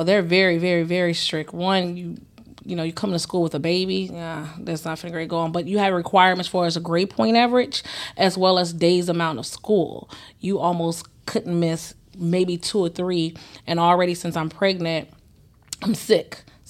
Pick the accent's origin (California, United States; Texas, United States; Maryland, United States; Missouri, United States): Missouri, United States; St. Louis; I'm from St. Louis.